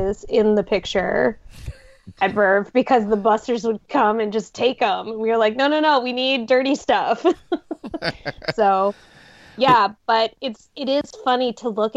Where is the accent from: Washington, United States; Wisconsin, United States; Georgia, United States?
Washington, United States; Seattle; moved away as an adult; also born or lived in New York / Los Angeles / Boston; I grew up drinking coffee in Seattle